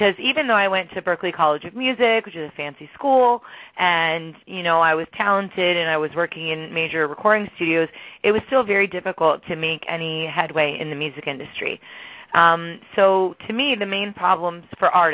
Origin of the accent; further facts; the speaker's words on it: New Jersey, United States; I grew up in New Jersey